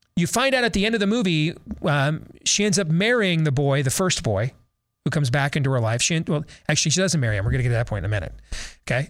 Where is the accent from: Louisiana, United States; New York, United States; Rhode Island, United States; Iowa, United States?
Iowa, United States; I'm from Iowa.